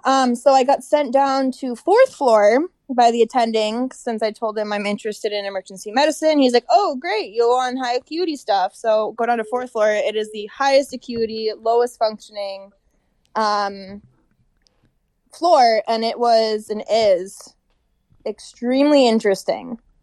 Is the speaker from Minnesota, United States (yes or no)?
yes; Little Falls, Minnesota, United States; moved away; also born or lived in Moorhead, Minnesota; I am from Little Falls, Minnesota